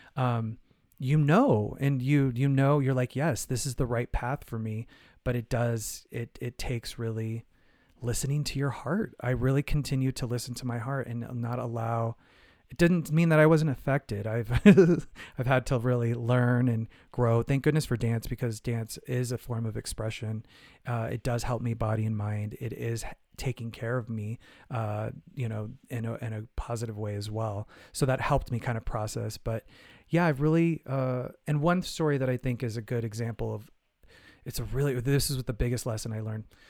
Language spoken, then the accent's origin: English; Phoenix, Arizona, United States; I'm from Phoenix, Arizona, I, you know, I grew up in, like, you know, eighties, nineties in Arizona.